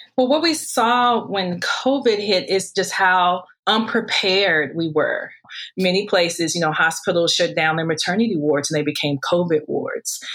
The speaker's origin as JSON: {"language": "English", "town": "St. Louis", "region": "Missouri", "country": "United States", "tie": "born or raised there", "moved": "as an adult", "lives_now": "Hawaii, United States", "said": "growing up in St. Louis, I always pursued becoming a doctor"}